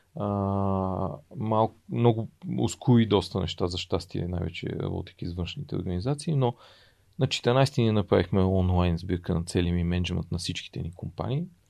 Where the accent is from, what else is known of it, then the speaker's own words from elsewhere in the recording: Bulgaria; за мен е като осъзнат българин и като човек, който му, аз и харесвам България